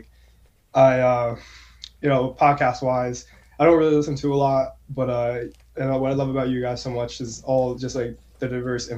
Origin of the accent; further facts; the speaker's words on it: New Jersey, United States; born and raised in New Jersey